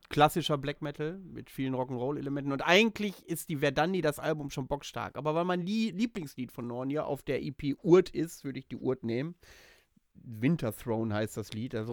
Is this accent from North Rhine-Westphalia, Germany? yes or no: yes; Bielefeld, North Rhine-Westphalia, Germany; now in Greifswald, Germany; urspr ursprünglich bin ich aus Bielefeld oder Vorort von Bielefeld.